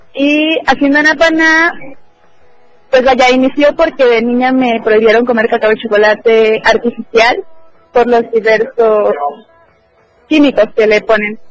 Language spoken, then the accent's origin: Spanish; Chiapas, Mexico; soy orgullosamente chiapaneca